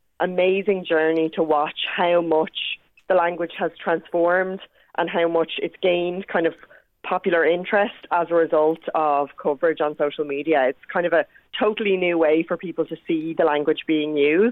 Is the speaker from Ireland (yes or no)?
yes; Ireland